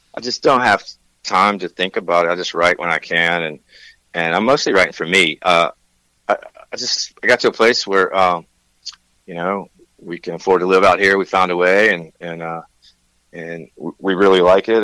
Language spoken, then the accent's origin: English; Tennessee, United States; moved away as an adult; also born or lived in Nashville, Tennessee; now in Santa Barbara, United States; I'm from Tennessee